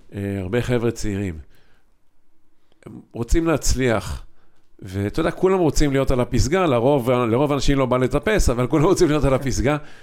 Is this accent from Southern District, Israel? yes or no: no; Haifa, Haifa District, Israel; moved away as an adult; also born or lived in Kfar Shmaryahu / Ramat HaSharon; אנחנו שנים גדלנו בחיפה, כולנו